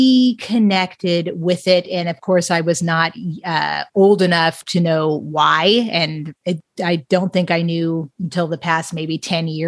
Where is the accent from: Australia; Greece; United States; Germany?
United States; Los Angeles, California; also born or lived in San Bernardino Mountains; I grew up in Los Angeles